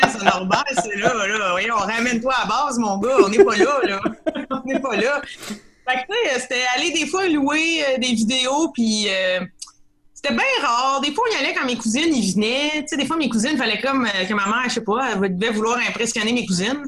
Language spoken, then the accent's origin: French; Saint-Norbert, Quebec, Canada; Je viens du petit village de Saint-Norbert dans l'Anaudière.